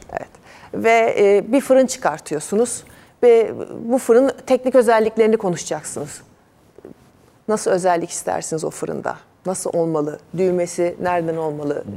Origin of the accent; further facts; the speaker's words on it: Istanbul, Turkey; Biz eski Tarabyalıyız doğma büyüme